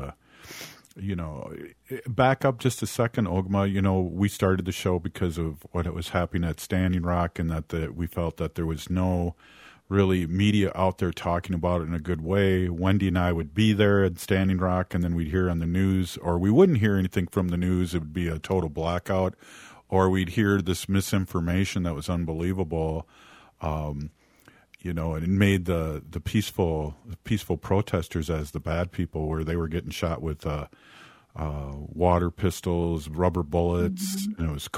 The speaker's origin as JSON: {"language": "English", "country": "United States", "said": "I'm Ho-Chunk and I'm from Turtle Island. And we pre-exist the white man here."}